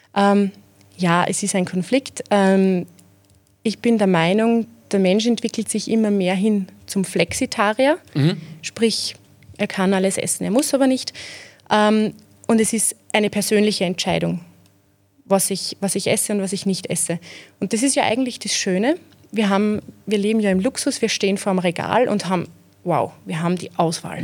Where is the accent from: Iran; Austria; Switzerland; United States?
Austria; Zeillern, Lower Austria; accent: Mostviertel; Ich bin aus Zeilan im Bezirk Amstetten